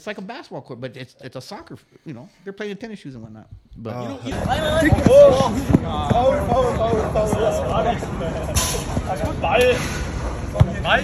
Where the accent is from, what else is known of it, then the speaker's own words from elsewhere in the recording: Arizona, United States; I go, Arizona